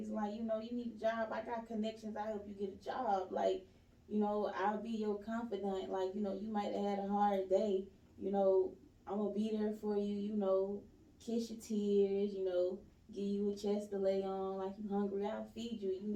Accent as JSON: {"language": "English", "town": "East Point", "region": "Georgia", "country": "United States", "tie": "born or raised there", "said": "I'm born and raised in Swats Helen from East Point, Georgia."}